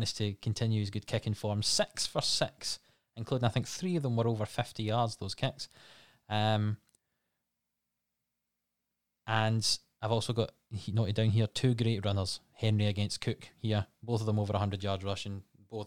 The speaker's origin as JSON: {"language": "English", "region": "west coast of Scotland", "country": "United Kingdom", "said": "we're not American. We come from the west coast of Scotland"}